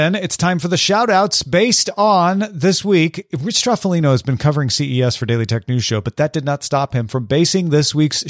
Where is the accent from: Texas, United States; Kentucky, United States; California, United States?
California, United States; moved away as an adult; now in Chicago, United States; I'm from Southern California, so boots weren't really a thing for me, but I moved to Chicago 5 years ago